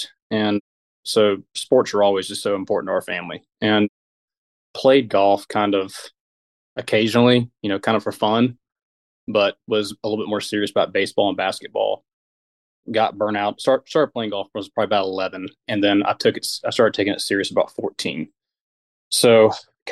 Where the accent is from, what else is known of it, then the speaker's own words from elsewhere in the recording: Florence, Alabama, United States; now in Nashville, United States; I grew up in Florence, Alabama, which is, you know, Northwest Alabama